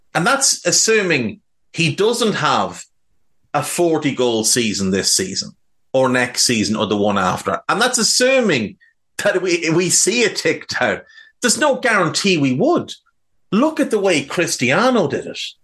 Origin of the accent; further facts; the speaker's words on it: Ireland; growing up in Ireland